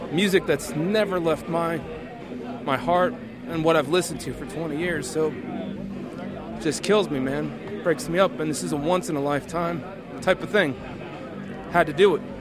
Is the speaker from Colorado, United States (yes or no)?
no; Atlanta, Georgia, United States; I'm from Atlanta, Georgia.